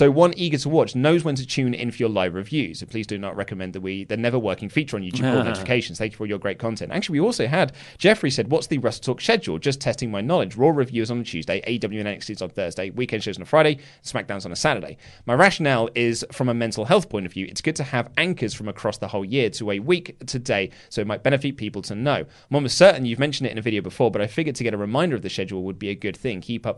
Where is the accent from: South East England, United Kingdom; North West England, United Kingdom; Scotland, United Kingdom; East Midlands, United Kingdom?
Scotland, United Kingdom; Glasgow; As I'm from Glasgow, I had the opportunity of meeting the man with the sexy body, Drew McIntyre.